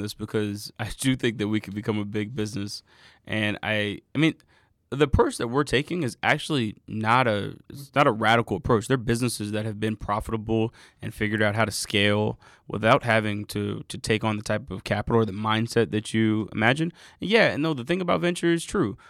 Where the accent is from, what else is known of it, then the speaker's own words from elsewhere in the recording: Atlanta, Georgia, United States; also born or lived in Inglewood, Los Angeles / North Carolina; I'm from Atlanta. I'm, I grew up mostly in Atlanta. I was born in L A, but grew up here.